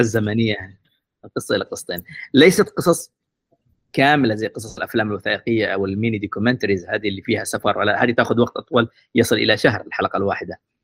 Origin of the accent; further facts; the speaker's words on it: Aden, Yemen; moved away; also born or lived in Mukalla; عدن لان هي المدينه اللي ولدت فيها تربيت فيها يعني انا ابن عدن ابن كريتر تحديدا